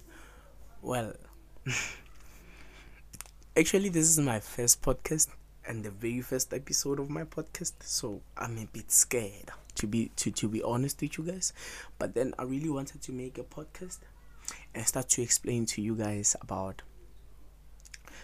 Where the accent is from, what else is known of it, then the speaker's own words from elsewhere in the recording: Pretoria, Gauteng, South Africa; I grew up in Africa, South Africa, in Pretoria to be exact